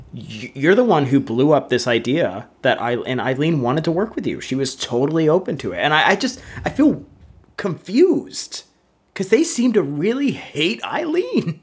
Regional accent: Seattle, Washington, United States; we're both from Seattle.

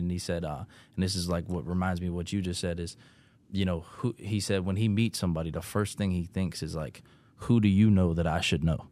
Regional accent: Pittsburgh, Pennsylvania, United States; where I'm from Pittsburgh

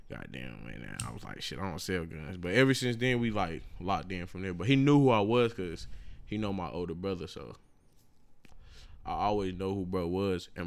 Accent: Statesville, North Carolina, United States; my hometown. This happened in Statesville

